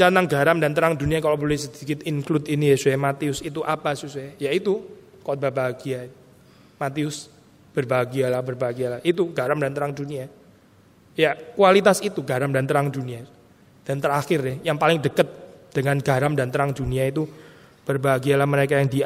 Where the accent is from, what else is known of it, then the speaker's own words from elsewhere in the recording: Gempol, East Java, Indonesia; Dia dipijat di Gempol, kota kecil saya, Jawa Timur.